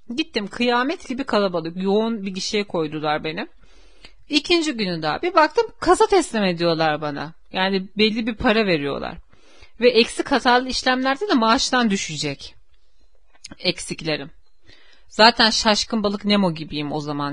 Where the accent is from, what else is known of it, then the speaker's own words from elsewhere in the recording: Istanbul, Turkey; Benim köyüm zaten İstanbul'da. Uskumru köy benim köyüm. yani benim köklerim yüzyıllardır burada ve benim farklı bir şehirde tanıdığım bile yok.